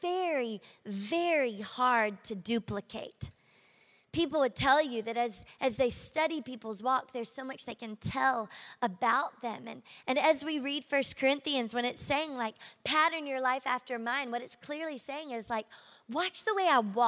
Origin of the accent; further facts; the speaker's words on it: Shreveport, Louisiana, United States; accent: southern; moved away as an adult; now in Miami, United States; I'm from Shreveport, Louisiana. Can you tell at all? I've got this southern accent that doesn't seem to leave me, even though I've been in Miami for 13 years